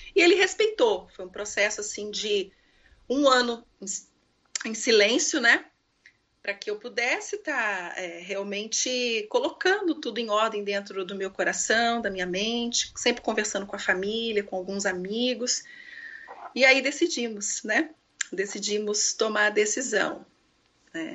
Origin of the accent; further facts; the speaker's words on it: Maringá, Paraná, Brazil; moved away as an adult; also born or lived in Rio de Janeiro; now in Coconut Creek, United States; Não nascida lá, mas eu fui criada né, é, lá, então eu me considero paranaense